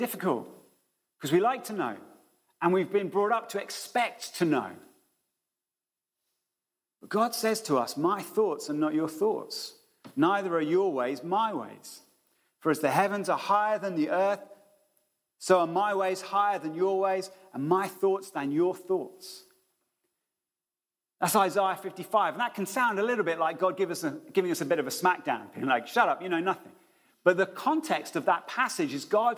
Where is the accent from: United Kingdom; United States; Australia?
United Kingdom; we're being British